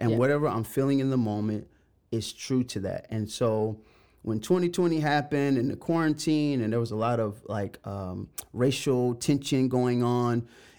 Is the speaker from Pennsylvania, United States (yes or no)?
no; Macon, Georgia, United States; We were in the middle of the hood in Macon, Georgia. Shout out my hometown, Macon, Georgia.